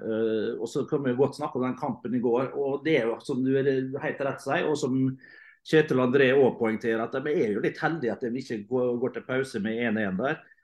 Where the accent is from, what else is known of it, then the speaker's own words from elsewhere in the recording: Møre og Romsdal, Norway; som romsdaling